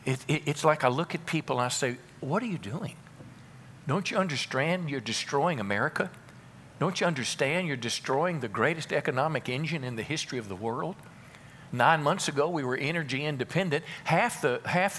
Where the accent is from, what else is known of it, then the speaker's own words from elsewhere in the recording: United States; I'm an American second